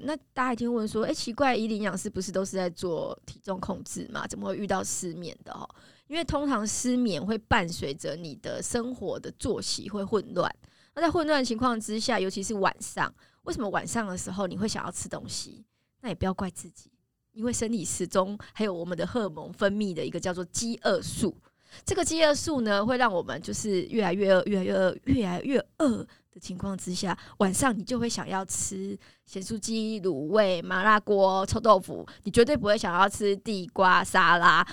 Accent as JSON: {"language": "Chinese", "country": "Taiwan", "said": "我们台湾人"}